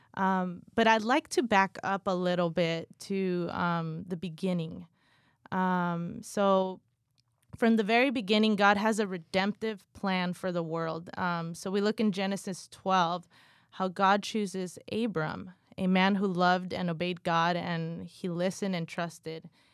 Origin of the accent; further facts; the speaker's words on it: California, United States; also born or lived in Guatemala; I was born in Guatemala, raised in California, literally grew up in the church